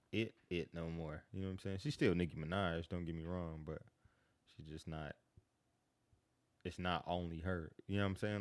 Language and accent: English; Kansas City, Missouri, United States; moved away as an adult; now in Atlanta, United States; I grew up in Kansas City